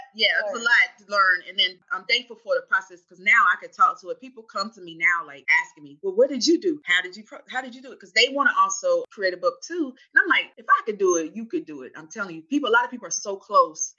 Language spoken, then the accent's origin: English; Winston-Salem, North Carolina, United States; also born or lived in Charlotte, North Carolina; I'm from Winston, North Carolina. So I'm from North Carolina.